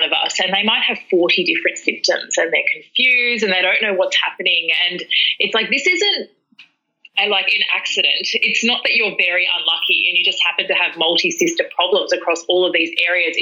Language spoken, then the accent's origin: English; Melbourne, Victoria, Australia; I'm from Melbourne and I grew up in a home where domestic violence was the sort of the daily thing for me.